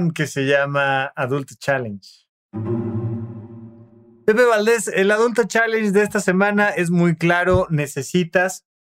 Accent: Toluca, State of Mexico, Mexico; Este, de donde yo vengo, escuché. Yo no dije qué pueblo. Toluca estaba en México, orgullosamente.

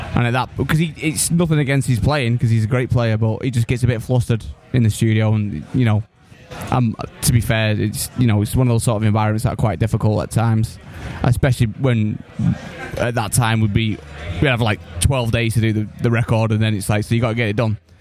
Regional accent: Manchester, North West England, United Kingdom; I'm from from Manchester.

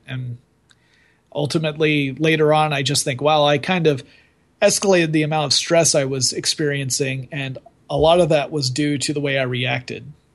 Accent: the South, United States; I was brought up in the South.

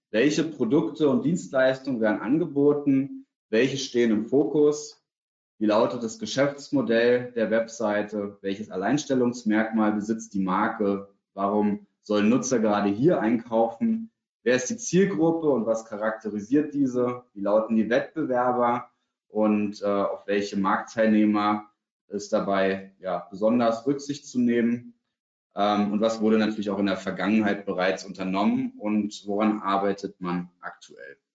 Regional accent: Berlin, Germany; Für mich als Berliner gehört Hellweg zum Beispiel in meiner subjektiven Wahrnehmung zu den Top drei Baumärkten in Deutschland.

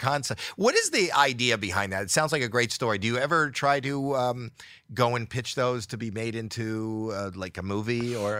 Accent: Canada; I'm Canadian

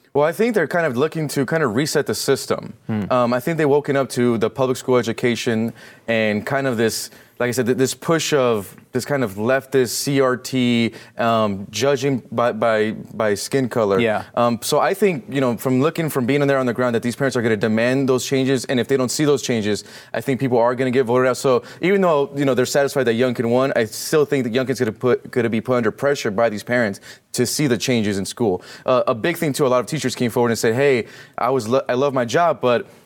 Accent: California, United States; I'm from California

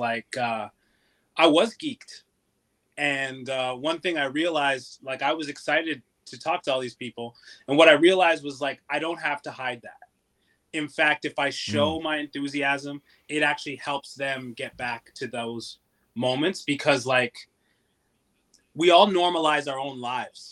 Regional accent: London, Ontario, Canada; I grew up in London, Ontario

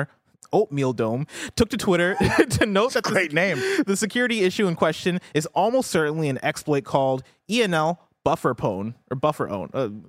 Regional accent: Illinois, United States; this is my hometown. This is my home state

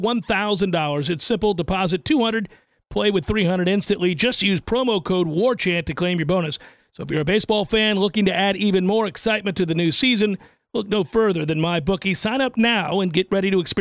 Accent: Tallahassee, Florida, United States; "Oh, where are you from?" And I said, "Tallahassee."

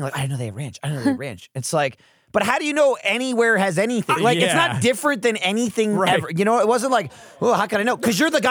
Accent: United States; And I'm like, "Right, I'm from America."

